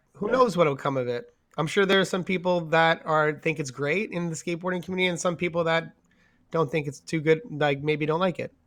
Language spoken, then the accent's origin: English; New York, United States; moved away; also born or lived in San Diego / San Francisco; growing up in New York